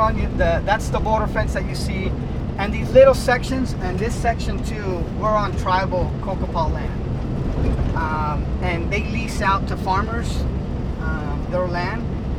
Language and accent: English; Yuma, Arizona, United States; also born or lived in California; I am a son of, you know, farm worker family, migrant student. You know, I grew up in California and Yuma. Every year we would go back and forth.